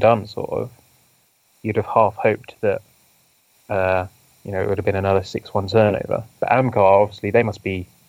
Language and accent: English; Maidenhead, South East England, United Kingdom; my hometown is Maidenhead